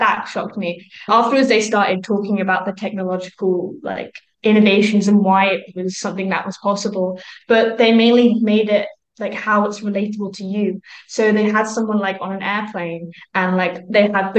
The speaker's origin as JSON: {"language": "English", "country": "United Kingdom", "said": "I'm from the UK"}